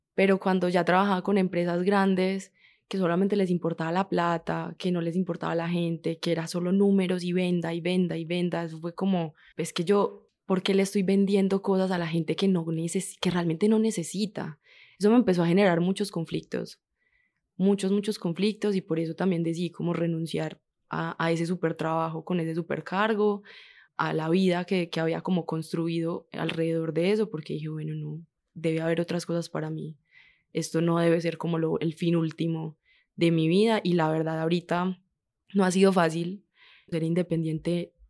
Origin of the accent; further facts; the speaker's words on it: Medellín, Antioquia, Colombia; Yo soy de Medellín, de San Javier y la América